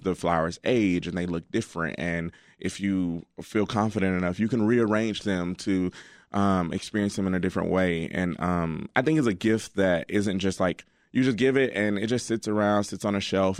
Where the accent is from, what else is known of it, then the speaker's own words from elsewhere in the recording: Alabama, United States; now in Chicago, United States; I'm from Alabama, and, um, my dad and mom still